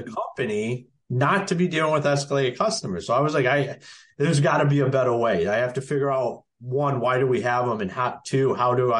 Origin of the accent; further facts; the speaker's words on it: Akron, Ohio, United States; moved away as an adult; also born or lived in Michigan / North Carolina; now in Emerald Isle, North Carolina, United States; I'm originally from Akron, Ohio.